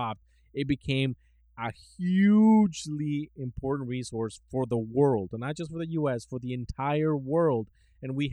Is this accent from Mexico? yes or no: yes; Mexico; moved away; we come from Mexico.